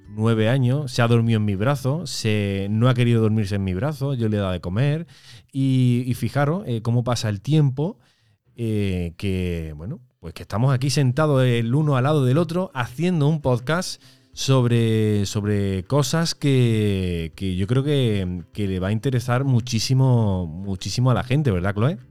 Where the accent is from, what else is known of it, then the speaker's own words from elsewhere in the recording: Córdoba, Andalusia, Spain; nosotros tenemos ya aquí en Córdoba, porque nosotros somos de Córdoba